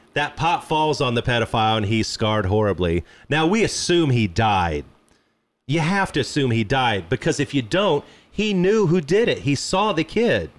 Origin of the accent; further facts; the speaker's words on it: Midwest, United States; I grew up in the Midwest